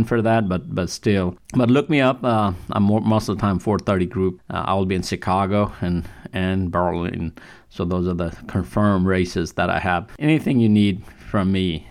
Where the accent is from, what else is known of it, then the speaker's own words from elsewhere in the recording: Kathmandu, Bagmati, Nepal; moved away; I'm from Nepal, from Kathmandu.